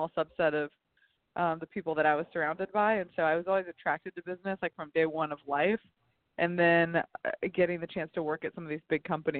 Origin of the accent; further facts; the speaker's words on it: the South, United States; I was raised in the South, but didn't really spend any time working there, you know?